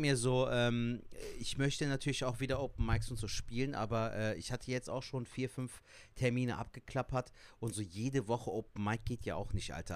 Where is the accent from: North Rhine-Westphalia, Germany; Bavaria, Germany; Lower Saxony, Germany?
North Rhine-Westphalia, Germany; Cologne; Ich bin in Köln geboren und aufgewachsen, bin eine Kölsche Jung